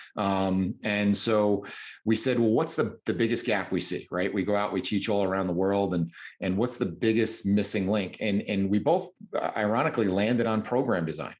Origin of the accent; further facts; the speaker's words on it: New Jersey, United States; As you can tell by my exotic accent, I come from New Jersey